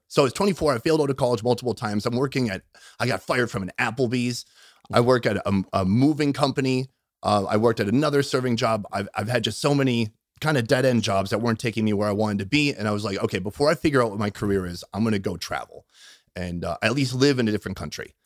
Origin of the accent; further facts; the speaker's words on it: Minnesota, United States; moved away; I grew up in Minnesota